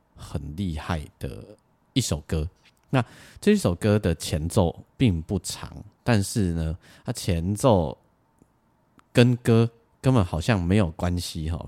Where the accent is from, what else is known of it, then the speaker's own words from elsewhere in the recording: Lukang, Changhua County, Taiwan; 我小时候住在鹿港